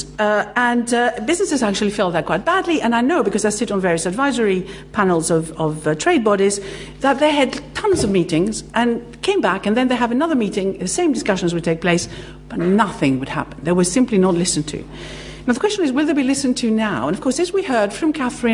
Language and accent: English; Greece; moved away; I'm actually Greek